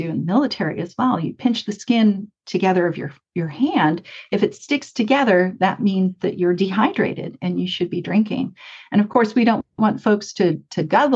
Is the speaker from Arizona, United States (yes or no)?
yes; Mesa, Arizona, United States; when I was growing up in Mesa, there was a dairy farm right next to me